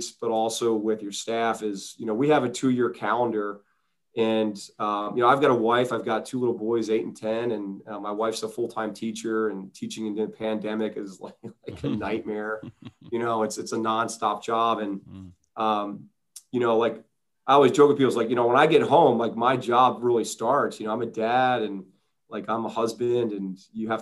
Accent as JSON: {"language": "English", "region": "East Coast", "country": "United States", "tie": "born or raised there", "moved": "yes", "lives_now": "Southern California, United States", "said": "I grew up in the East Coast"}